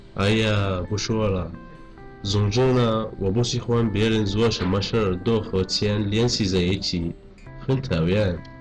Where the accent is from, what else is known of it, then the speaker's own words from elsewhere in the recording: Yemen; Chinese is a second language; 我是来自也门的